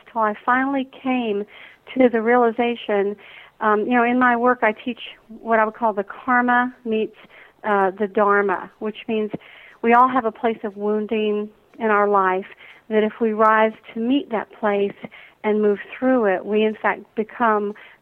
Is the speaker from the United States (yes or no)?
yes; Atlanta, Georgia, United States; growing up in the Deep South here in Atlanta